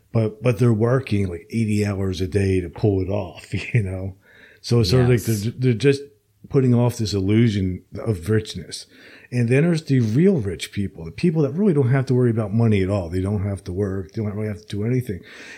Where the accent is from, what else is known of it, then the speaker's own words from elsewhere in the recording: Princeton, New Jersey, United States; moved away; I'm originally from Princeton, New Jersey, also.